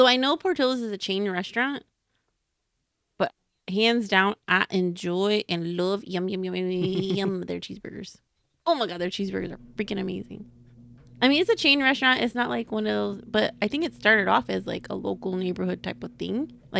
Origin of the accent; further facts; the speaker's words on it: Chicago, Illinois, United States; because, hello, we are from Chicago.